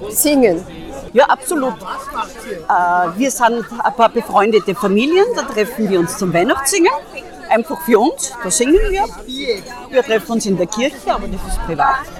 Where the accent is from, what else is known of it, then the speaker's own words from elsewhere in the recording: Ukraine; Äh, ja, ich komme aus der Ukraine und wir haben eine Tradition.